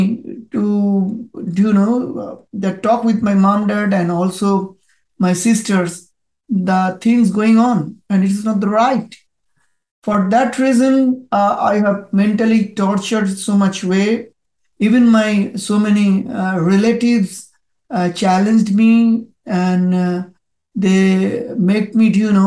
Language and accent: English; Kolkata, West Bengal, India; first language Bengali; English is a second language; moved away as an adult; now in Sydney, Australia; I, at this moment, at Sydney, but I born in India. My city is Calcutta. It is the eastern part of the India. So I migrated before 17 years in Australia.